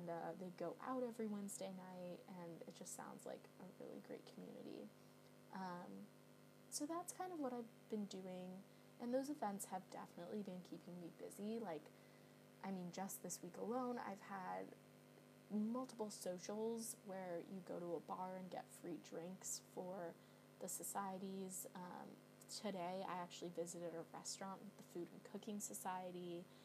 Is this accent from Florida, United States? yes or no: no; Bay Area, California, United States; moved away as an adult; now in London, United Kingdom; I'm from the Bay Area.